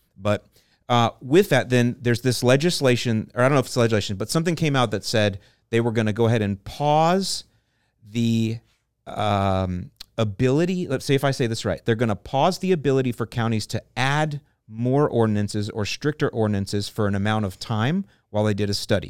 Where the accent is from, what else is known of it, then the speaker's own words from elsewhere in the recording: St. Petersburg, Florida, United States; I grew up in Saint Pete